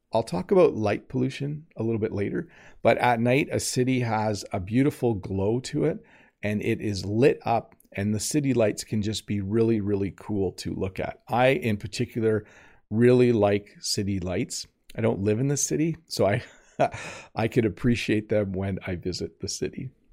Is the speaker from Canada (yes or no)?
yes; Canada; I am Canadian.